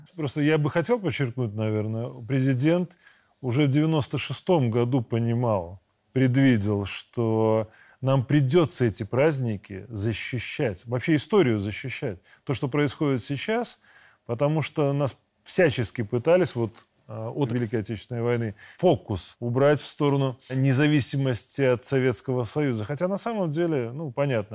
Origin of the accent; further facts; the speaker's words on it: Belarus; мы, белорусы